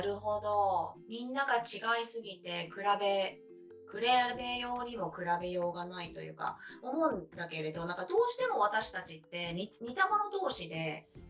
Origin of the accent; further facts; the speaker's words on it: Japan; moved away as an adult; now in Canada; 本当19歳まで日本にいて